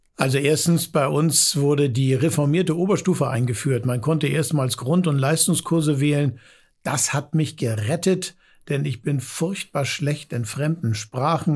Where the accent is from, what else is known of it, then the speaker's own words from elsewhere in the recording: Hamburg, Germany; als Hamburger